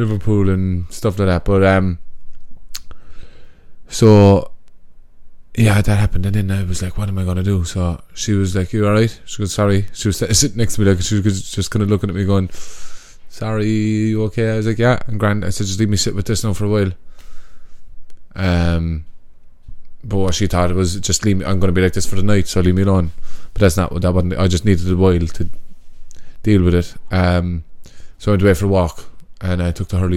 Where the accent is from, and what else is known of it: Cork, Munster, Ireland